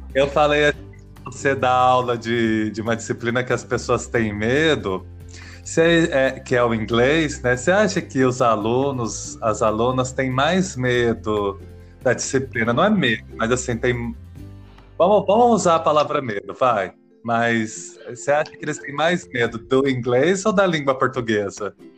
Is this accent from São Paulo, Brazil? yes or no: yes; São José do Rio Preto, São Paulo, Brazil; accent: caipira; onde eu nasci, São José do Rio Preto